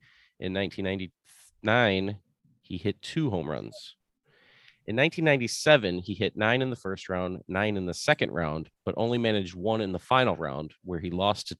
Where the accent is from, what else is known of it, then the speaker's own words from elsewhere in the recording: Canada; I'm Canadian